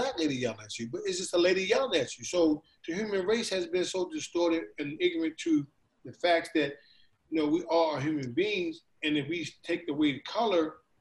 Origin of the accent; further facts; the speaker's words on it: Baltimore, Maryland, United States; I'm from Baltimore